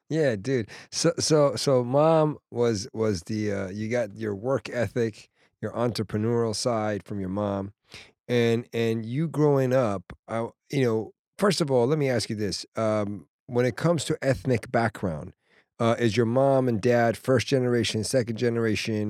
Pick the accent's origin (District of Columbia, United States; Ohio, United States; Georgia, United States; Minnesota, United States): District of Columbia, United States; Washington; moved away; I go to D C, which is my hometown, my mom and my family